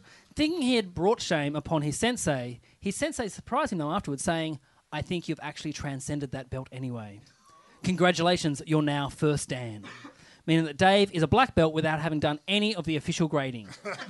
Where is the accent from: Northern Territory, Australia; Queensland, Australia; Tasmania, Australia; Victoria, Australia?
Tasmania, Australia; Burnie; You're at my hometown, Burnie, man.